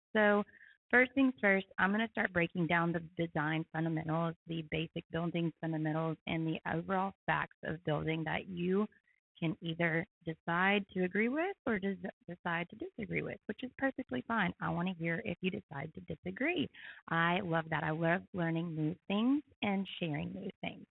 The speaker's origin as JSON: {"language": "English", "town": "Knoxville", "region": "Tennessee", "country": "United States", "moved": "as an adult", "lives_now": "Chattanooga, United States", "said": "I'm from Knoxville, Tennessee originally."}